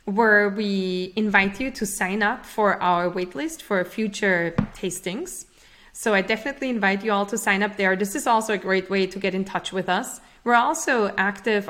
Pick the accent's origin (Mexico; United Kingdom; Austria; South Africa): Austria; moved away as an adult; now in United States; I'm originally from Austria, and I came to the US to UC Berkeley